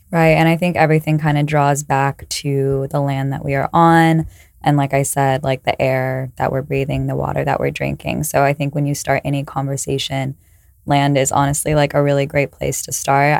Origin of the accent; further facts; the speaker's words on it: California, United States; I'm from California